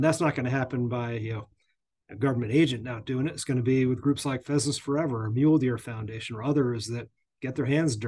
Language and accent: English; Northeast, United States; I grew up in the Northeast